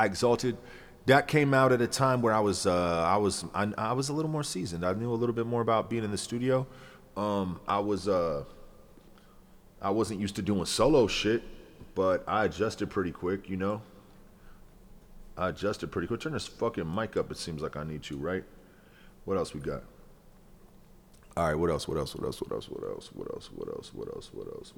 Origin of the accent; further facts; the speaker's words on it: Ohio, United States; also born or lived in Coral Springs, Florida; growing up in Ohio, we're in the middle of everything